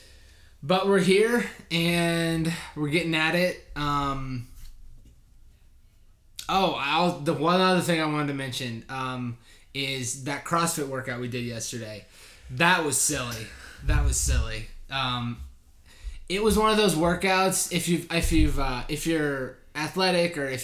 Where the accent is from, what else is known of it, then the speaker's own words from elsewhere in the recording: Central Indiana, United States; I am from Central Indiana. Grew up in Central Indiana.